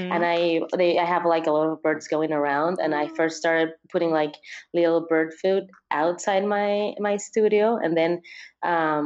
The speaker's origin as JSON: {"language": "English", "country": "Peru", "tie": "born or raised there", "also_born_or_lived": "Barcelona", "said": "I grew up in Peru"}